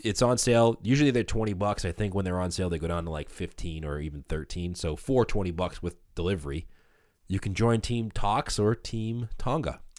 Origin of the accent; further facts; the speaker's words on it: Boston, Massachusetts, United States; we're from Boston